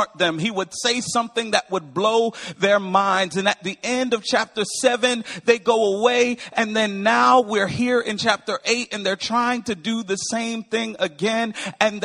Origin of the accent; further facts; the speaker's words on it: Windsor, Connecticut, United States; I am from Windsor, Connecticut, born and raised. I'm a Northeasterner.